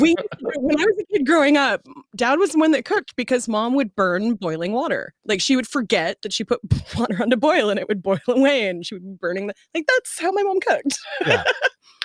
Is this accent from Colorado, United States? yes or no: no; Seattle, Washington, United States; I'm born and raised in Seattle.